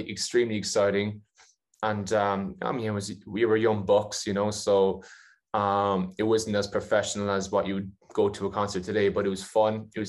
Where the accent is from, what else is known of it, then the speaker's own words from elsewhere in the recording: Ireland; Ireland just because it's my home country